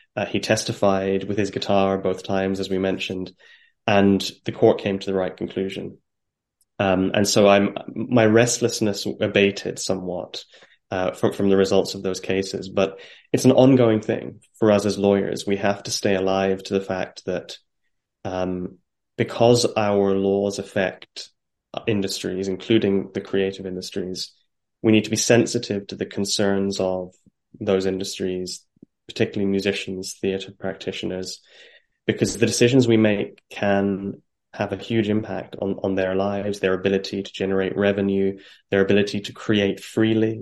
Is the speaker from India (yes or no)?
no; Ireland; now in London, United Kingdom; as an Irishman